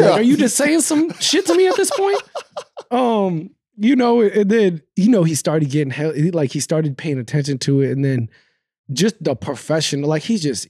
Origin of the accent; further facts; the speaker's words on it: New York, United States; I'm a New York, you know, I'm from New York.